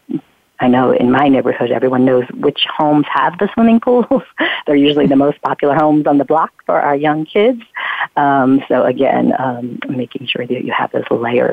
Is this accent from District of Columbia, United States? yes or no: no; Pennsylvania, United States; we lived in a town in Pennsylvania, my hometown in Pennsylvania at the time